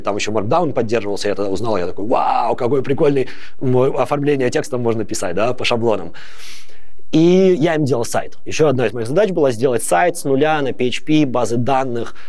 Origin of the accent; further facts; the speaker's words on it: Babruysk, Mogilev Region, Belarus; moved away as an adult; now in Netherlands; Я сам из Бобруйска. Я там не родился, но большую часть времени я там жил.